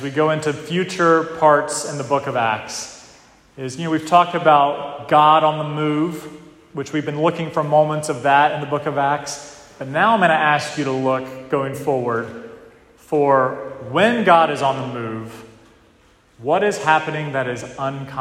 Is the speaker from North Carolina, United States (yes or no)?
yes; North Carolina, United States; moved away as an adult; now in New England, United States; down south, where I grew up in North Carolina.